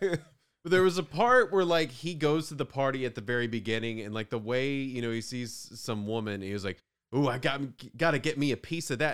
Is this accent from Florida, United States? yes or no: yes; Northwest Florida, United States; I'm from Northwest Florida